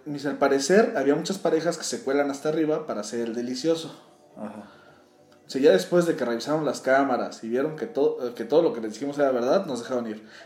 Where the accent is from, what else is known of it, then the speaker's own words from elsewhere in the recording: Michoacán, Mexico; Bueno, amiga, yo soy de Michoacán y una vez fui a un curso a Ciudad de México.